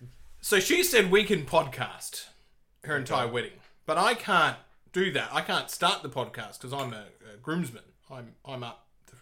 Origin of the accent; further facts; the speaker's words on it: Western Australia, Australia; I'm from Western Australia.